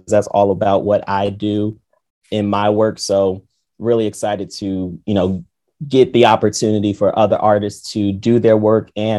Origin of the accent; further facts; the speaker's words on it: New Jersey, United States; I'm born and raised in New Jersey